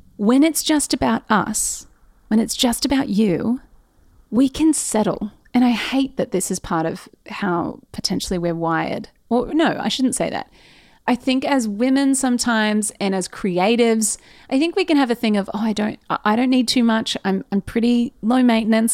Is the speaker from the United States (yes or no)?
no; Australia; as an Australian business owner